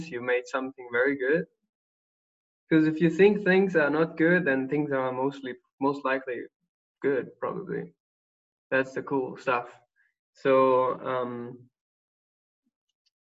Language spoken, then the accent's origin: English; Germany; I'm going back to my home country, Germany, in 4 days